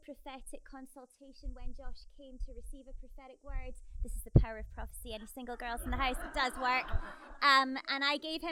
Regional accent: Scotland, United Kingdom; moved away as an adult; now in New Zealand; my accent is not a New Zealand accent. As you can tell, I'm from Scotland, the land of greatness.

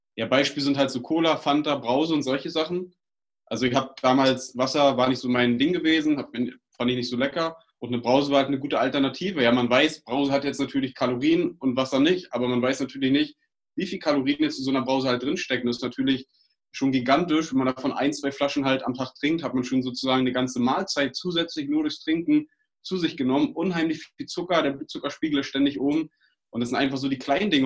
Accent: Uckermark, Brandenburg, Germany; Wir kommen aus Brandenburg, aus der Uckermark

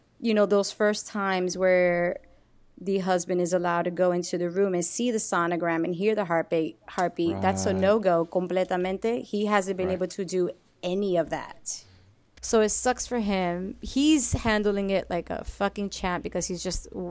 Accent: New York City, New York, United States; I grew up in Washington Heights, predominantly Dominican. So I'm a Puerto Rican who grew up around nothing but Dominicans

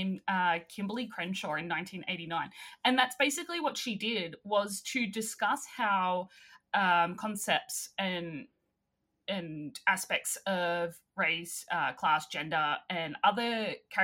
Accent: Australia; accent: Australian

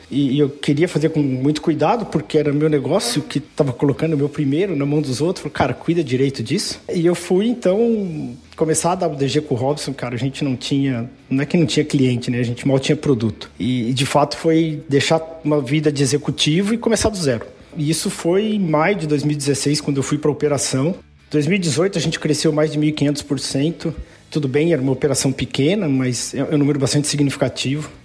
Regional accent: São José do Rio Preto, São Paulo, Brazil; moved away; Eu sou de São José do Rio Preto, sou do interior. É, do estado de São Paulo.

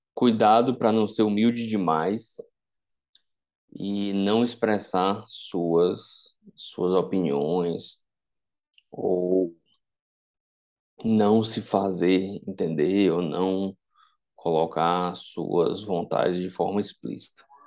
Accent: Vitória da Conquista, Bahia, Brazil; moved away; ir para a minha cidade natal, para Vitória da Conquista

